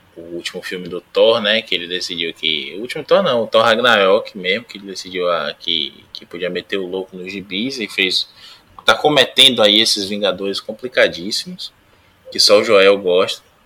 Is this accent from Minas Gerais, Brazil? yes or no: no; Salvador, Bahia, Brazil; moved away; estou voltando à minha terra